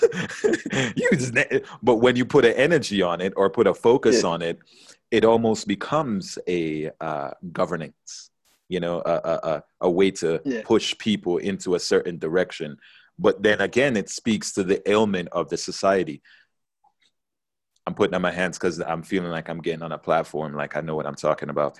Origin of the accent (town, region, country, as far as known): Jamaica; now in United States